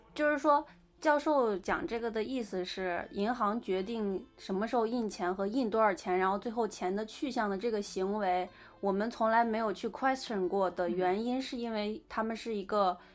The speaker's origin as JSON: {"language": "Chinese", "country": "China", "said": "我们其实中国人很讲规矩"}